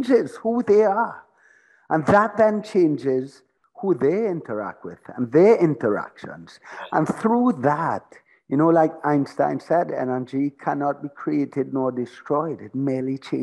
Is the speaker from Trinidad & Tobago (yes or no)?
yes; Trinidad & Tobago; also born or lived in Florida; I was born in Trinidad. I lived pretty much my whole life in Trinidad.